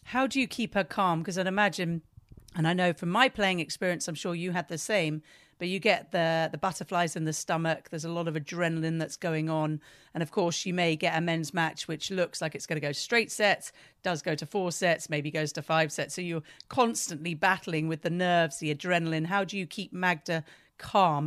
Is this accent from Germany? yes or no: no; United Kingdom; being British